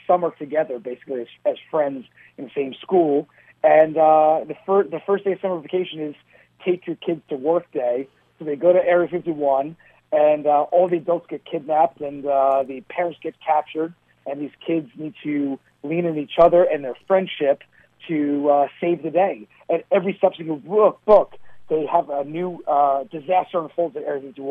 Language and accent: English; New York City, New York, United States; moved away as an adult; now in Princeton, New Jersey; We grew up in Staten Island in the 80s and early 90s